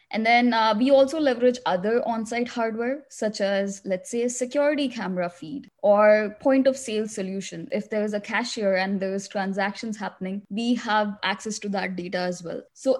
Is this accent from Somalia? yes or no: no; India; also born or lived in Middle East; now in United States; I came to US 10 years ago. Before that, I grew up in the Middle East and I'm originally from India.